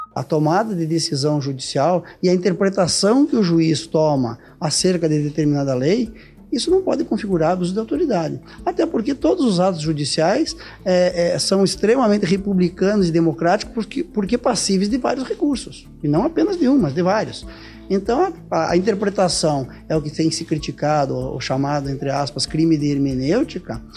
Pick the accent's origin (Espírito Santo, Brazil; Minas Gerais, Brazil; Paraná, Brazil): Paraná, Brazil; Curitiba; Eu sou curitibano, paranaense, minha família inteira é paranaense